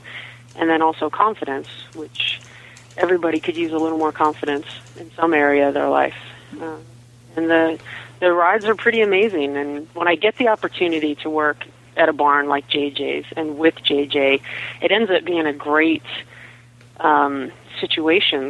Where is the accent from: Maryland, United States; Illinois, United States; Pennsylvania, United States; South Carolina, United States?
Pennsylvania, United States; Pittsburgh; moved away; also born or lived in Southern California; I grew up in Pittsburgh, Pennsylvania, and I moved to Southern California and spent 20 years in Southern California